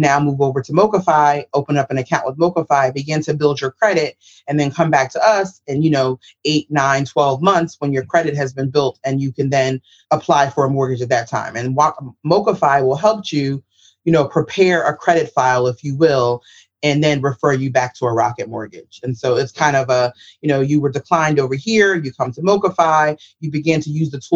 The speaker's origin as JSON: {"language": "English", "town": "New York City", "region": "New York", "country": "United States", "said": "I'm from the South Bronx."}